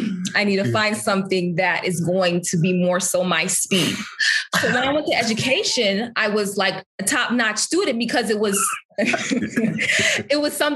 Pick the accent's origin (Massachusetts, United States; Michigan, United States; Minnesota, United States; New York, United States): Michigan, United States; Berrien Springs; I'm going to Oakwood. I'm from Berrien Springs. I don't know if you've been to Berrien, but there's just cows